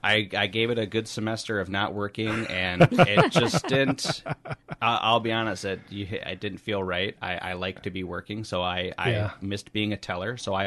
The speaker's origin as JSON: {"language": "English", "town": "Northfield", "region": "Minnesota", "country": "United States", "tie": "born or raised there", "said": "I was born here in Northfield and grew up about 7 minutes down the road over there in the Cannon City Township area. And then I went to school in Faribault. I spent the last 5 years or so up in the metro"}